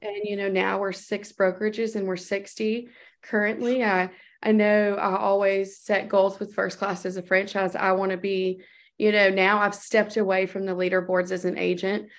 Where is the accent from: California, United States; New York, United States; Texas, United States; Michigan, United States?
Texas, United States; my home state in Texas